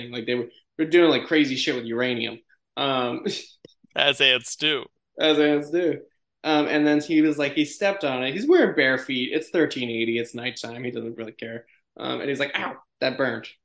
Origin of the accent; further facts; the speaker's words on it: Malta; I don't know what that means. I'm from Malta, but yeah, go for it.